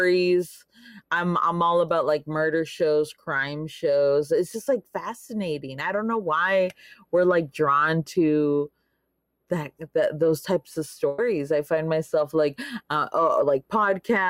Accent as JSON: {"language": "English", "town": "Laredo", "region": "Texas", "country": "United States", "tie": "born or raised there", "also_born_or_lived": "San Marcos, Texas", "lives_now": "Austin, United States", "said": "I'm from Laredo, on the border, 956. And I was born and raised there all my life."}